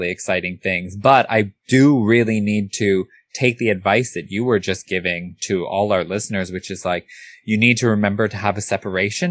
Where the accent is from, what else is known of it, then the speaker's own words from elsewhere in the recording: California, United States; now in London, United Kingdom; I grew up in California, surrounded by Asian people.